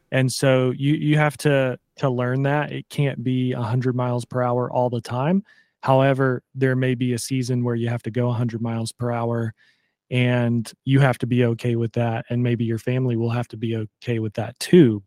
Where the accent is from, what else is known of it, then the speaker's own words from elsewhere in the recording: Pensacola, Florida, United States; moved away as an adult; also born or lived in Savannah, Georgia / New York City; it is home. Born and raised